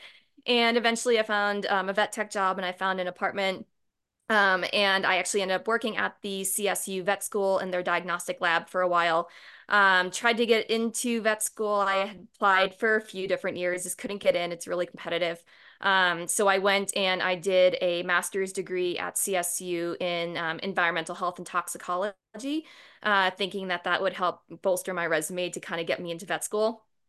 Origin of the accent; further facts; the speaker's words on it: Boston, Massachusetts, United States; moved away as an adult; now in Fort Collins, United States; I'm originally from Boston